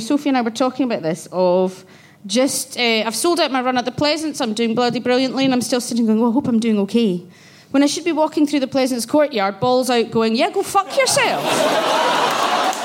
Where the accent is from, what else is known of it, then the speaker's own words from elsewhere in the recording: Glasgow, Scotland, United Kingdom; I grew up in Glasgow where Section 28 and Clause 28 was about